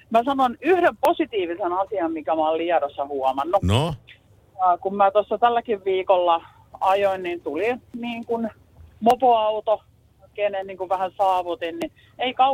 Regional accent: Pirkanmaa, Finland; mä oon itse Pirkanmaalta

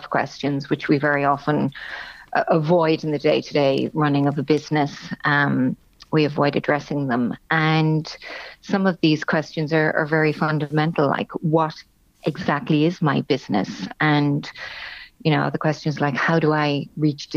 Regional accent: Cork, Munster, Ireland; moved away as an adult; also born or lived in Germany; I was born and raised in Cork, and indeed did my education also in Cork with a BCom from UCC

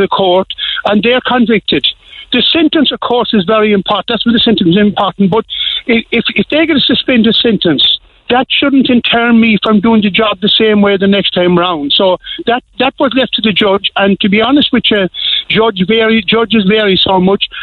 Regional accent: Union Hall, Munster, Ireland; I'm from Union Hall out the road

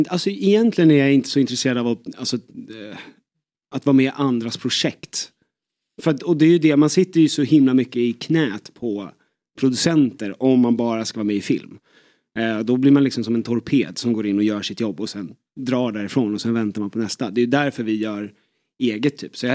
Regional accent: Danderyd, Stockholm County, Sweden; jag är från Danderyd, han är från Bromma. Så vi var liksom de enda i där som var från Stockholm.

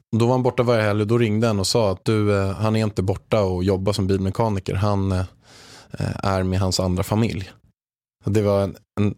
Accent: Haninge, Stockholm County, Sweden; jag är uppväxt i Haninge i grunden, en, en förort utanför Stockholm

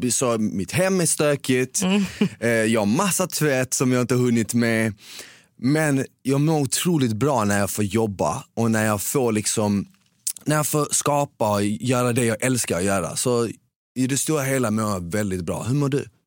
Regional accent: Malmö, Skåne, Sweden; accent: Skåne; also born or lived in Bosnia; Jag växte upp på Rosengård i Ramelsväg

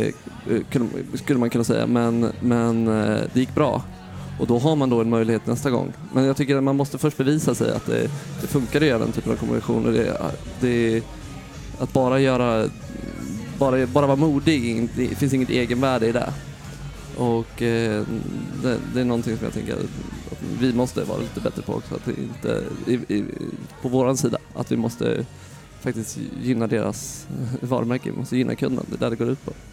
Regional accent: Sweden; moved away as an adult; also born or lived in Amsterdam, Netherlands; now in New York, United States; som svensk

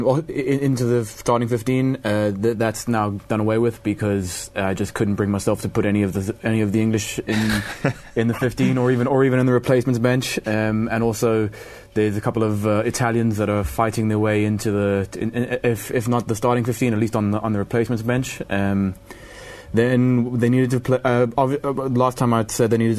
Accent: South Africa; As a South African

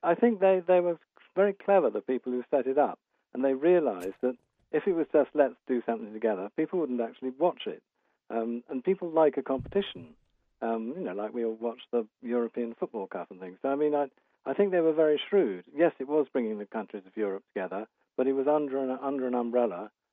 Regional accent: United Kingdom; as a Brit

